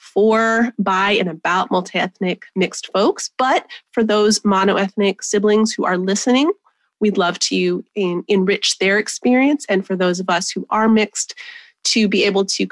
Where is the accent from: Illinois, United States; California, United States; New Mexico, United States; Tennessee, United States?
New Mexico, United States; I was born 20 minutes from where I was raised in New Mexico